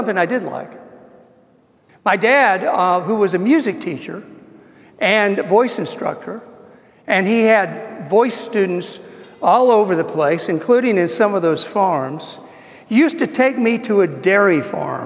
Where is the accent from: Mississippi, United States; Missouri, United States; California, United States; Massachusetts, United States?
Missouri, United States; moved away; I grew up in Missouri, farmland